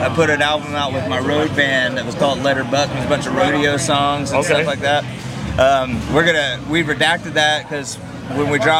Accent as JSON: {"language": "English", "region": "Texas", "country": "United States", "said": "So I like to say all of Texas."}